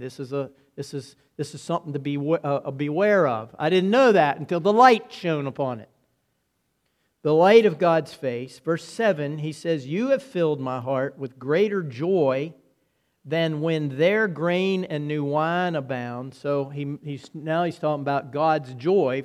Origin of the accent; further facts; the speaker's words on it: United States